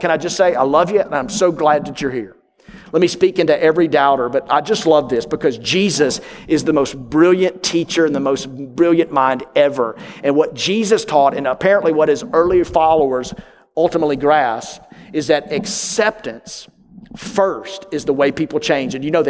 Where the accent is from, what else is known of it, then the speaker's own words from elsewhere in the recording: New York, United States; But back in my home state of New York, when people invite you over, it means it's an audition.